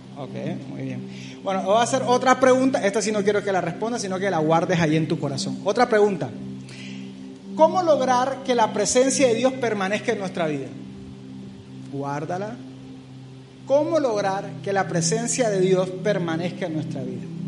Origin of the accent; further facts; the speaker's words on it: Barranquilla, Atlántico, Colombia; moved away; Barranquilla, de donde vengo